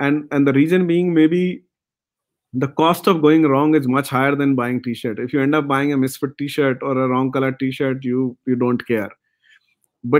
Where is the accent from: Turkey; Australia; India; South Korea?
India; now in Bangalore, India; We as an Indian